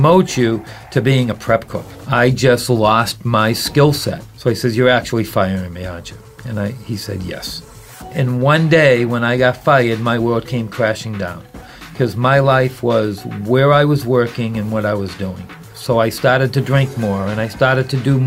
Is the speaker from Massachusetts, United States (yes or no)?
yes; Boston, Massachusetts, United States; moved away; also born or lived in San Francisco; I was born and raised in Boston, Massachusetts